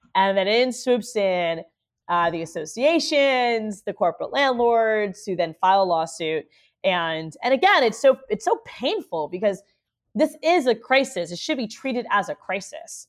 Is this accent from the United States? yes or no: yes; Orlando, Florida, United States; I'm born and raised in Orlando as the daughter of immigrants.